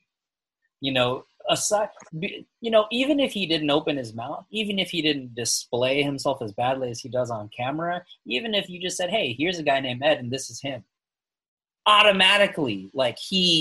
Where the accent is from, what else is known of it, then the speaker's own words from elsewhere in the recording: Philippines; I'm from the Philippines